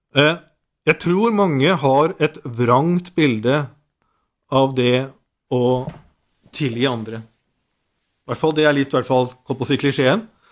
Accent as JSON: {"language": "Norwegian", "town": "Nordsund", "country": "Norway", "said": "på Nordsund, der jeg kommer fra"}